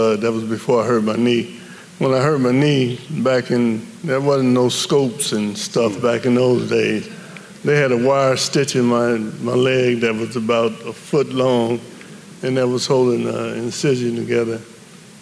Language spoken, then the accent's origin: English; Cincinnati, Ohio, United States; growing up in Cummingsville